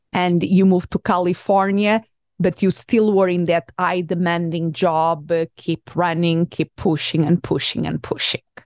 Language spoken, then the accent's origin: English; Portugal; English is a second language; now in United States; I am originally from Portugal.